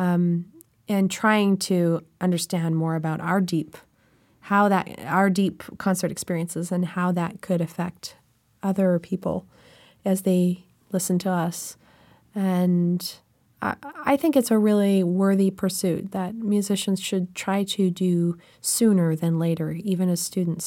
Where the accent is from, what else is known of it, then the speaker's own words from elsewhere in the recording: Canada; I'm Canadian